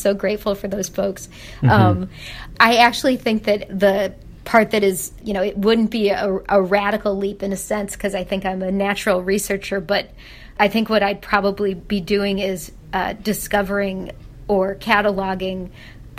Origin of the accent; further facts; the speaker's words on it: Chicago, Illinois, United States; moved away; I'm from Chicago